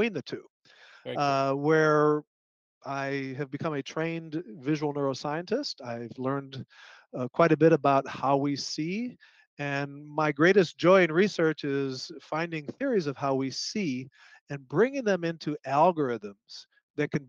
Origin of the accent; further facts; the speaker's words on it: Chicago, Illinois, United States; I grew up in Illinois, north side of Chicago.